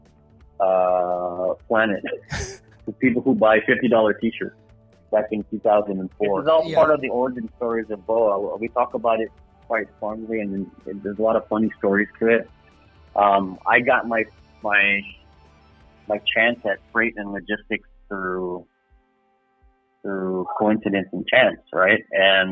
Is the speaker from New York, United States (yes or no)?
no; Los Angeles, California, United States; I was born and raised in sunny Los Angeles, California.